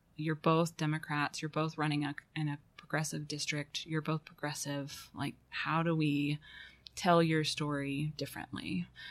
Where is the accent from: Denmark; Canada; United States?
United States; Fayetteville, Arkansas; moved away as an adult; also born or lived in Chicago; I was born in Fayetteville um, and stayed here until 1999